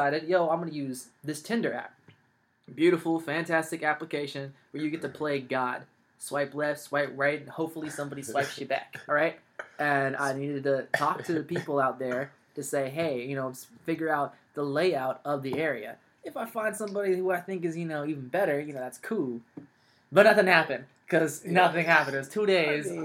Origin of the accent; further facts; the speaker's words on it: California, United States; also born or lived in Los Angeles, California / San Francisco Bay Area, California / Central Valley, California; I'm born and raised California, lived in, I was born in Los Angeles, moved from LA to the Bay, been here pretty much my whole life